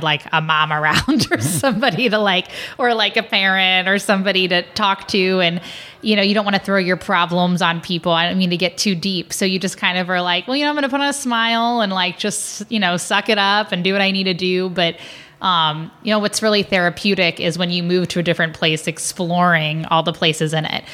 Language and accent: English; Cincinnati, Ohio, United States; moved away as an adult; also born or lived in St. Louis; I grew up in Cincinnati